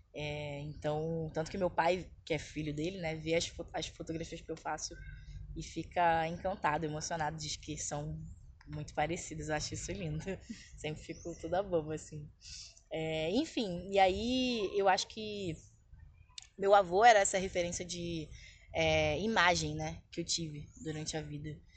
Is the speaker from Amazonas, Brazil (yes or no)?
no; São João de Meriti, Rio de Janeiro, Brazil; moved away as an adult; also born or lived in Lapa, Rio de Janeiro; now in Rio de Janeiro, Brazil; atualmente eu moro na Lapa, mas eu fui criada na Baixada Fluminense